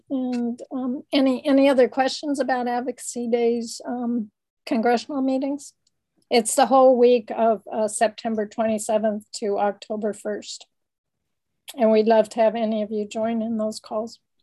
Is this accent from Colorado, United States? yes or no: yes; Denver, Colorado, United States; also born or lived in Boulder, Colorado; that's where I was born